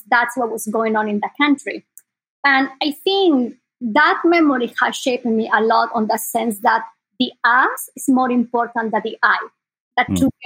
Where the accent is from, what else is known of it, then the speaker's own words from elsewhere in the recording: Sucre, Chuquisaca, Bolivia; English is a second language; moved away as an adult; now in Bay Area, United States; I was born in South America, in Bolivia, and I was born in the capital of Bolivia. It's a small city called Sucre.